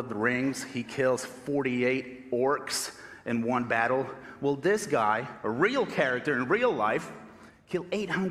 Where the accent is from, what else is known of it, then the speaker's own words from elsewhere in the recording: Argentina; English is a second language; moved away as an adult; now in United States; I was born and raised in Argentina